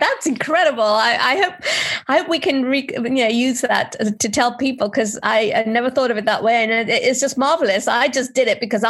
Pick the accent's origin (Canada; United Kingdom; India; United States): India; born there; So my name, I'm of Indian origin. I was born in India